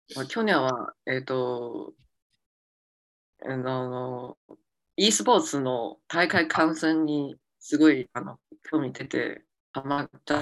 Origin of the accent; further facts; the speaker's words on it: Beijing, China; Japanese is a second language; now in Shanghai, China; 家は北京